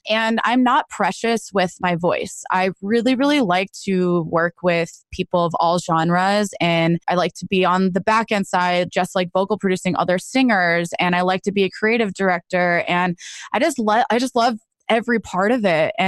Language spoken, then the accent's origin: English; New Jersey, United States; also born or lived in Nashville; now in Los Angeles, United States; I grew up in New Jersey